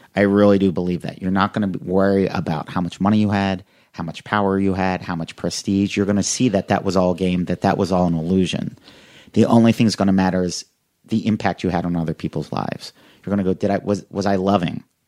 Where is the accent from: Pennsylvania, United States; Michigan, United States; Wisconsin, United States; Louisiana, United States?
Pennsylvania, United States; Philadelphia; grew up in the suburbs of Philadelphia